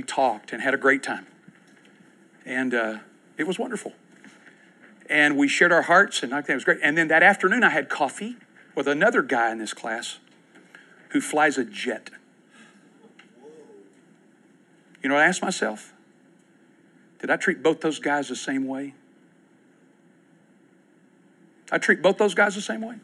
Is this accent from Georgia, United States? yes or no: no; Winchester, Kentucky, United States; now in Oklahoma City, United States; I grew up in Winchester, Kentucky.